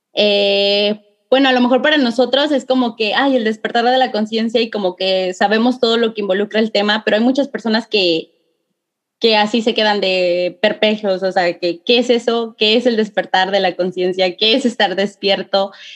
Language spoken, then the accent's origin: Spanish; San Luis Potosí, Mexico; somos potosinas las dos.